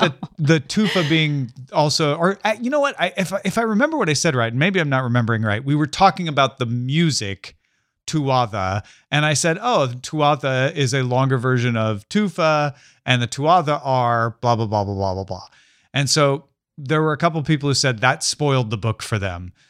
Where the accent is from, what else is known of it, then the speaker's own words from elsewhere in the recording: Southern Illinois, United States; I grew up in Southern Illinois